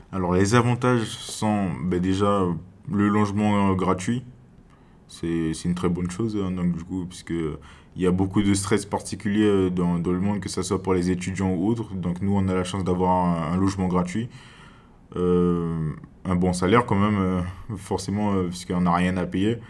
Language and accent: French; Cayenne, French Guiana; moved away as an adult; now in Grand-Santi, French Guiana; je viens, je viens de Cayenne